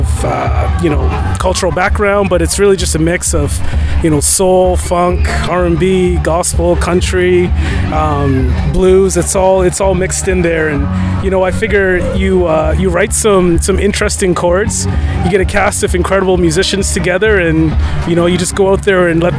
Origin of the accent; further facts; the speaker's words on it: Canada; Well, for one, we're Canadian, and I think when you think about Canada, it's one of the most multicultural countries in the world.